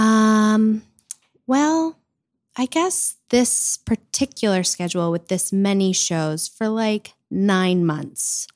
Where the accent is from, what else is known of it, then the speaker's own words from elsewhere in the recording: Louisville, Kentucky, United States; I grew up in Louisville